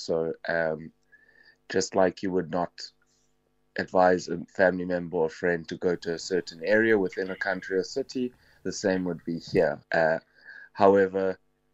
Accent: South Africa; now in France; and also just being a South African and a person of, she happens to be a black African, so to be someone of a minority in France already

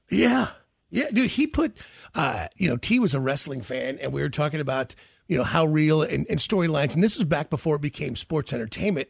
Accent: Kansas City, United States; when we were growing up in Kansas City

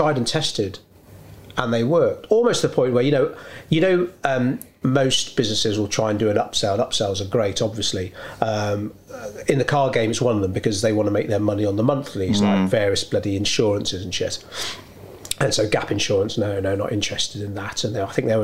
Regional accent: United Kingdom; being British

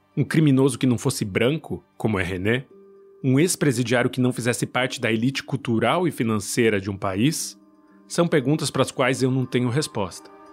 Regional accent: Brazil; sou brasileiro

